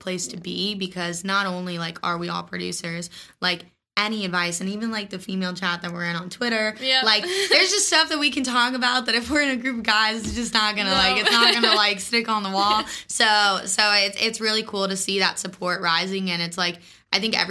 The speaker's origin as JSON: {"language": "English", "town": "Orlando", "region": "Florida", "country": "United States", "tie": "born or raised there", "said": "my hometown"}